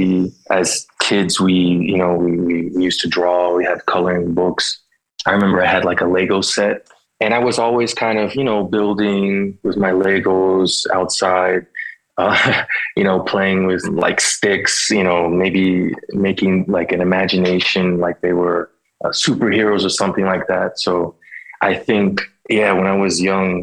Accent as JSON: {"language": "English", "town": "Philadelphia", "region": "Pennsylvania", "country": "United States", "tie": "born or raised there", "said": "I grew up in Philadelphia in the early 90s"}